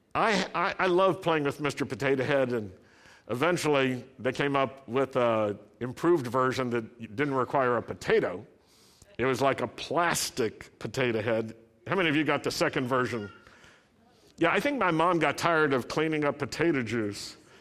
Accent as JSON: {"language": "English", "region": "the South", "country": "United States", "tie": "born or raised there", "said": "I grew up in the South"}